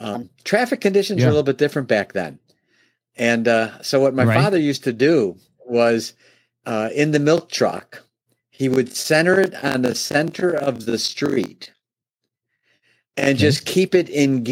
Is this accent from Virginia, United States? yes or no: no; Oak Brook, Illinois, United States; I'm originally from Chicago. Born and raised in the Chicago area, suburb of Chicago called Oak Brook